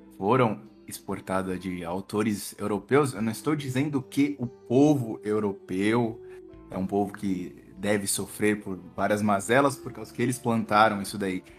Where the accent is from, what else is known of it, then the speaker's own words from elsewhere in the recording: Brazil; nós, brasileiros